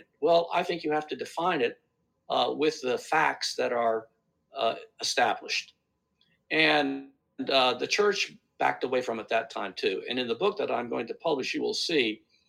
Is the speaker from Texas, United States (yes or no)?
no; Takoma Park, Maryland, United States; I grew up in Tacoma Park, Maryland